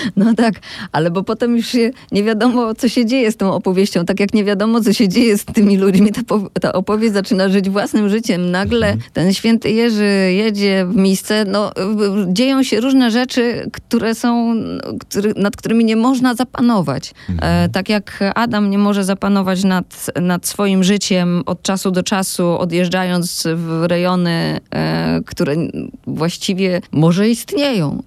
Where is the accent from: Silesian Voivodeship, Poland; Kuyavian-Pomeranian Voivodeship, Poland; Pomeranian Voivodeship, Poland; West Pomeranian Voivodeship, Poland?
Silesian Voivodeship, Poland; ja jestem ze Śląska